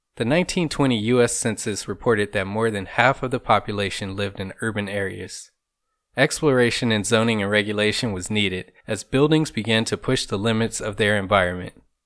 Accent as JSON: {"language": "English", "town": "Compton", "region": "California", "country": "United States", "tie": "born or raised there", "moved": "yes", "lives_now": "Orange County, United States", "said": "I was born and raised in Compton, California for the first half of my life, and have now lived in Orange County for the other half."}